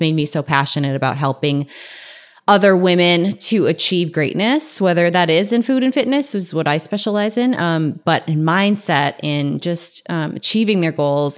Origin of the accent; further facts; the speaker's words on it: North Dakota, United States; now in San Diego, United States; I'm from North Dakota